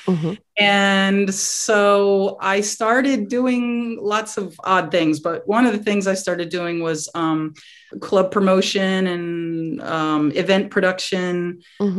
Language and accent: English; New York, United States; moved away as an adult; also born or lived in Staten Island / Westchester / Connecticut / Massachusetts; now in Florida, United States; I grew up um, around New York on the mm-hmm. outskirts mm-hmm. of New York